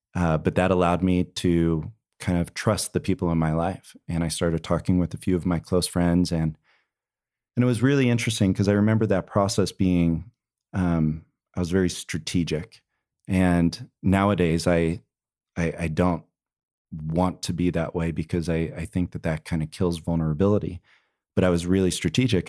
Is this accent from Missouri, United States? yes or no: no; New Jersey, United States; moved away as an adult; also born or lived in Provo, Utah / Houston, Texas; I grew up in New Jersey. Um, I was out in New Jersey until I was eighteen, came out to B Y U in Provo, Utah.